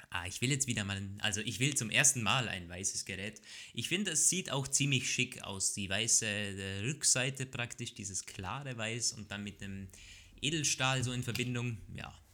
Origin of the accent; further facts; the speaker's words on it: Austria; bei uns in Österreich